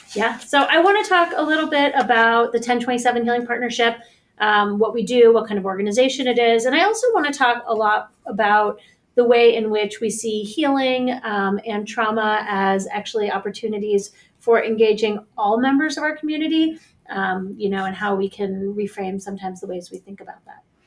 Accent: Pittsburgh, Pennsylvania, United States; I work at the JCC in Squirrel Hill, which um, is also where I'm from in Squirrel Hill. Um, I grew up in Pittsburgh

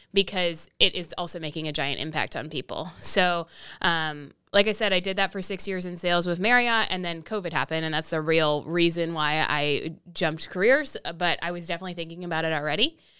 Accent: Austin, Texas, United States; also born or lived in Massachusetts; I basically grew up in Austin my whole life

